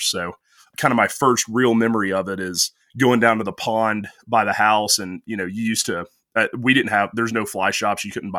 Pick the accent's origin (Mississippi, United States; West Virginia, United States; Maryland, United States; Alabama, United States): Alabama, United States; Well, so I'm from North Alabama, which certainly isn't known for our fly fishing.